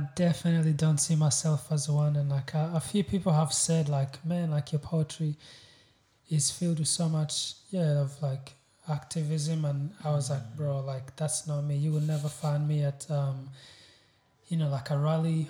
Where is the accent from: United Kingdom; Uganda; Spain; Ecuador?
Uganda; also born or lived in Congo / Rwanda; now in Newcastle, Australia; I was born in Congo. I grew up in Uganda, and my family originally comes from Rwanda.